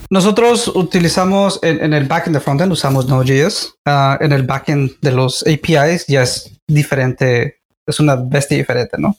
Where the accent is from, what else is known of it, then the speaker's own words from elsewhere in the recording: Nogales, Sonora, Mexico; Soy originario de Nogales, Sonora, México